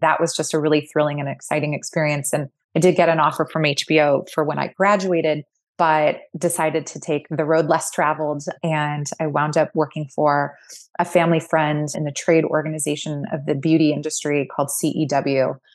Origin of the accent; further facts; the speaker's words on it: Fullerton, California, United States; now in Brooklyn, United States; I grew up in a town called Fullerton, which is in northern Orange County, just south of L